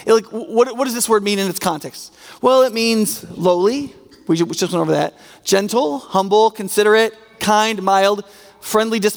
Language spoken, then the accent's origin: English; United States; as an American